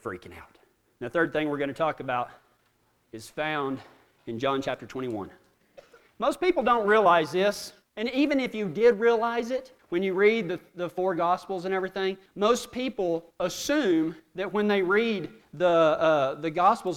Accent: Texas, United States; we're from Texas

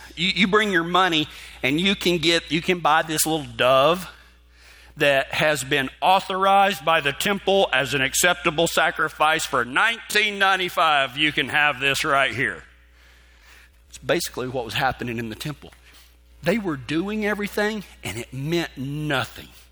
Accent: West Texas, United States; growing up in West Texas

